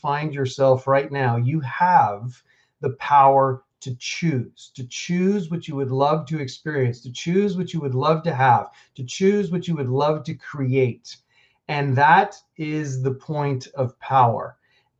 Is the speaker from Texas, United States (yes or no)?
no; New York City, New York, United States; moved away as an adult; also born or lived in Boulder, Colorado; I grew up pretty middle class in New York City. I grew up in Queens